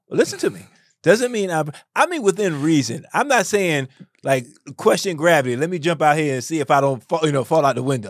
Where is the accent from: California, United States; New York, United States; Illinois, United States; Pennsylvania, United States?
New York, United States; New York City; I grew up in the South Bronx.